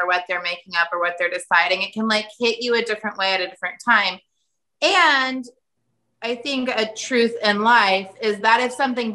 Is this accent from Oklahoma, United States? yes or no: yes; Sand Springs, Oklahoma, United States; moved away; I grew up in Sand Springs, the tiny, tiny town outside of Tulsa